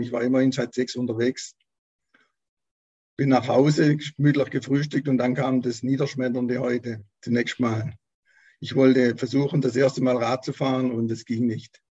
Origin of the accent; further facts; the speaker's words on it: Baden-Württemberg, Germany; born there; Also ich bin 60 Jahre alt, geboren bin ich im Wiesental als äh, Nesthäkchen von zwei älteren, Schwester, älteren Schwestern.